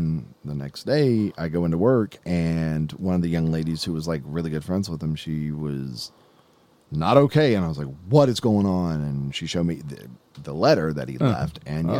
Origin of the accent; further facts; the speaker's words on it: Alabama, United States; From Alabama.